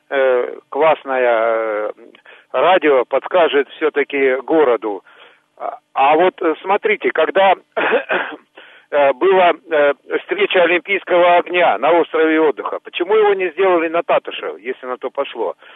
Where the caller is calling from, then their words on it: Zheleznogorsk, Krasnoyarsk Krai, Russia; я из Железногорска.